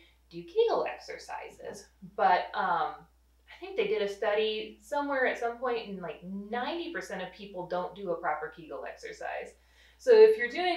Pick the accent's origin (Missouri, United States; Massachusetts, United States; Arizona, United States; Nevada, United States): Missouri, United States; Rolla; also born or lived in St. Louis; I grew up in Rolla, so I'm a hometown girl